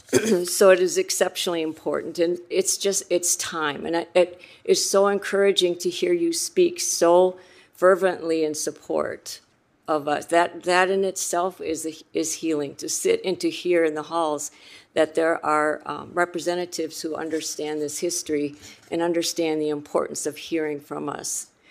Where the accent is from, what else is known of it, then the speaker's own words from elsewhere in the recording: Rosebud Reservation, South Dakota, United States; I'm from the Rosebud Reservation in South Dakota